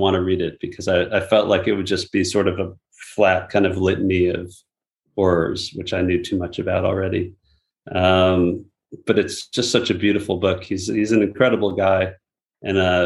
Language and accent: English; United States; as an American